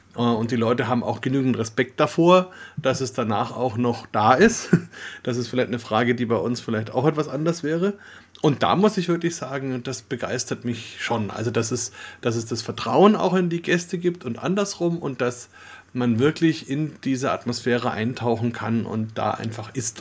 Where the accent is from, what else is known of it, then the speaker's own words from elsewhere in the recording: Franconia, Bavaria, Germany; als Deutsche, Schrägstrich, Franken, Bayern